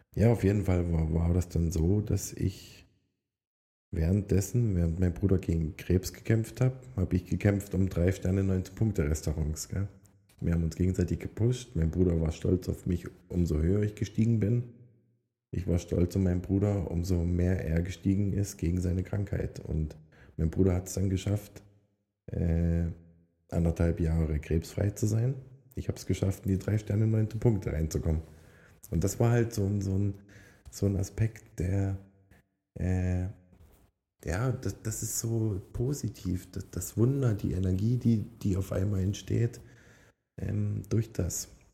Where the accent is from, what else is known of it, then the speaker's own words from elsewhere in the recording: Upper Lusatia, Saxony, Germany; moved away as an adult; now in Switzerland; Oberlausitz, also da wo ich herkomme, sind meine Wurzeln und die werden auch immer die Wurzeln bleiben.